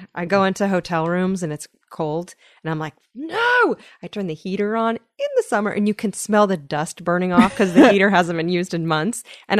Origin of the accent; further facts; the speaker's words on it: California, United States; In the Bay Area. I have no excuse.